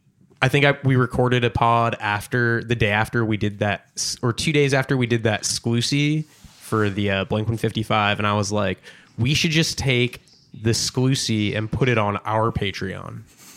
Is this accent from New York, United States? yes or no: yes; New York, United States; It really resonated with me as a New Yorker watching people piss all over buildings.